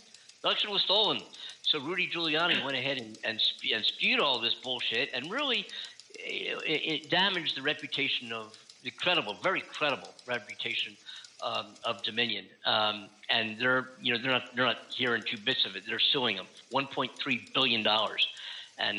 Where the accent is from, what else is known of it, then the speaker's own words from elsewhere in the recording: Philadelphia, Pennsylvania, United States; now in California, United States; I'm from Philadelphia and grew up on Tasty Cakes